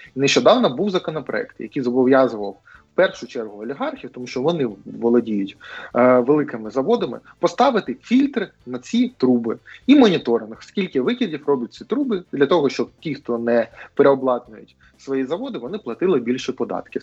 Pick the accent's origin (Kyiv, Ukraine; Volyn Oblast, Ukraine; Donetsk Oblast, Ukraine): Donetsk Oblast, Ukraine; Mariupol; в моєму рідному місті Маріуполь